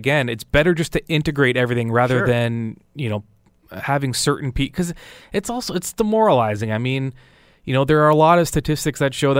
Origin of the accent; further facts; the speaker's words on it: Burlington, Ontario, Canada; When I moved to Stoney Creek, I was appalled. I mean, I'm from Burlington.